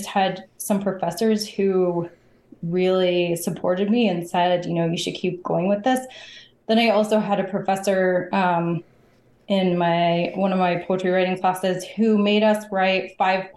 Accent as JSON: {"language": "English", "town": "Bountiful", "region": "Utah", "country": "United States", "tie": "born or raised there", "said": "I grew up in Northern Utah. So I grew up in Bountiful, which is a suburb of Salt Lake City."}